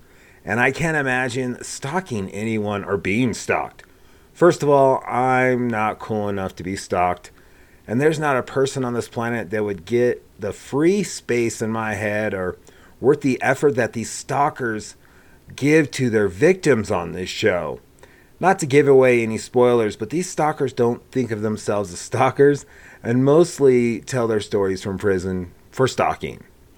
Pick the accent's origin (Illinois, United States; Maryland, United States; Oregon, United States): Oregon, United States; Gresham; born there; I wasn't born in Laramie. I was born in Gresham, Oregon.